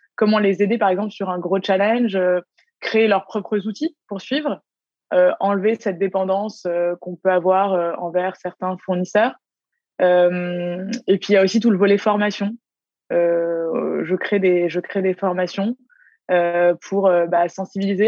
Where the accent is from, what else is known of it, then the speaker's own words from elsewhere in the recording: Paris, Île-de-France, France; now in Canada; je viens de Paris, je viens, je viens d'Europe